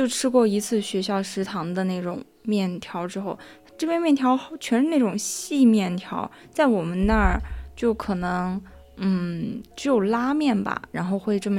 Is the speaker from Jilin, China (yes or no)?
no; Ningxia, China; 就特别是因为我家是宁夏的嘛，西北那边的，然后我们家哦，我就真的特别想回去吃烧烤